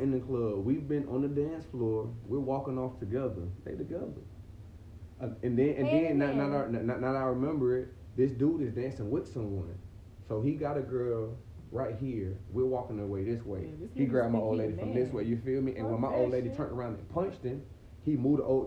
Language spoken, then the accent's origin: English; Orlando, Florida, United States; I'm from Orlando